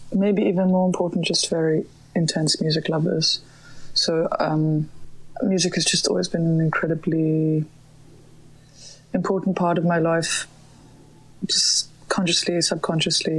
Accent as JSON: {"language": "English", "town": "Johannesburg", "region": "Gauteng", "country": "South Africa", "tie": "born or raised there", "also_born_or_lived": "Grahamstown / Cape Town", "moved": "as an adult", "lives_now": "Berlin, Germany", "said": "I grew up in Johannesburg"}